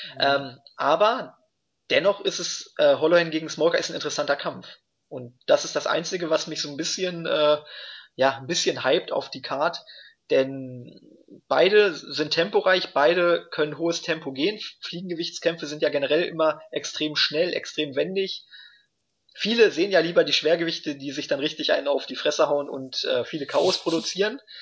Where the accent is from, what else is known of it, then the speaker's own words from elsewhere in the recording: Germany; bei uns in Deutschland